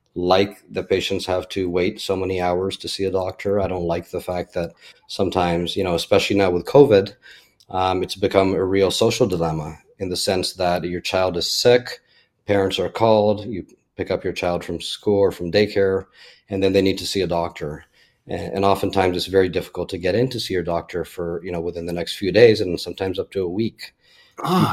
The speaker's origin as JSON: {"language": "English", "town": "Toronto", "region": "Ontario", "country": "Canada", "tie": "born or raised there", "also_born_or_lived": "Orlando, Florida", "moved": "as an adult", "lives_now": "Fort Myers, United States", "said": "born in Canada, born and raised in Toronto"}